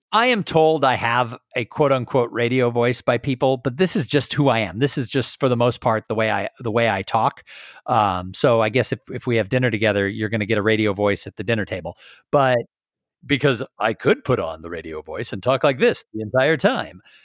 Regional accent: Southern California, United States; now in Texas, United States; I grew up in Southern California

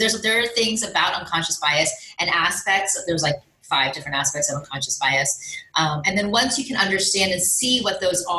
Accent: India; obviously I'm Indian. So, you know, how has the Asian population been affected?

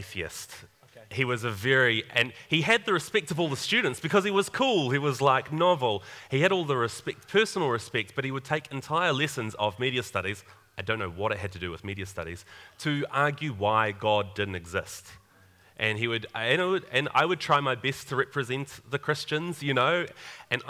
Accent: Upper Hutt, Wellington, New Zealand; moved away as an adult; also born or lived in Tauranga, New Zealand; now in Papamoa, New Zealand; I'm actually from Upper Hutt originally.

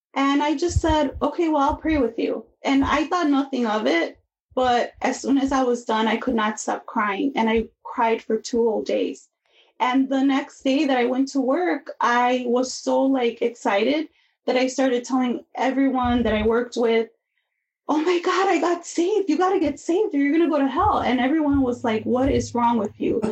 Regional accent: Chicago, Illinois, United States; I grew up in Chicago

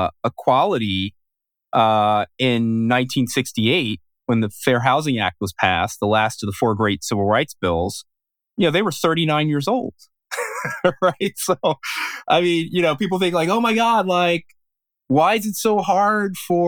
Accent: Philadelphia, Pennsylvania, United States; growing up in West Philadelphia, sort of very, you know, ethnically Black neighborhood, adjacent with a kind of ethnically Irish and an ethnically Italian neighborhood in South Philadelphia.

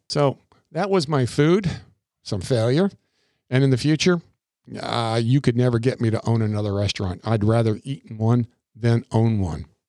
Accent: Crystal River, Florida, United States; born or raised there; also born or lived in New York

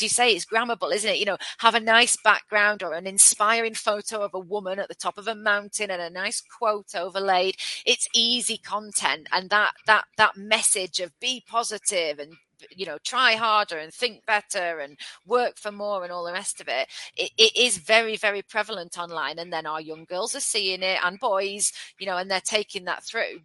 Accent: United Kingdom; we're very British

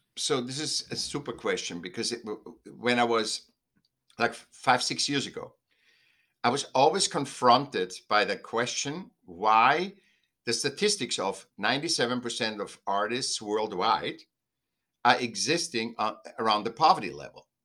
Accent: Vienna, Austria; I was born in Vienna, Austria, and, um, was a sick child. Then I went to school

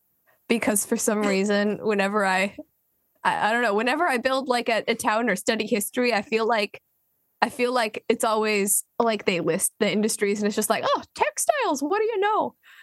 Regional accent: Washington, United States; accent: slight Texan; moved away; I'm from Washington, and I grew up with a slight Texan accent because that's where my parents are from.

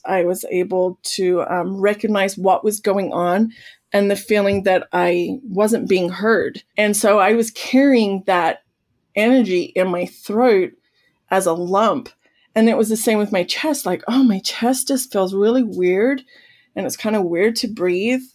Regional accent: Australia; now in United States; I'm an Australian

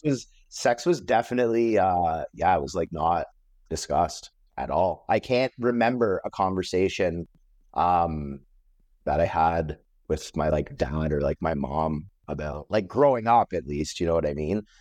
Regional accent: Metcalfe, Ontario, Canada; I grew up in Metcalf, which is a small town.

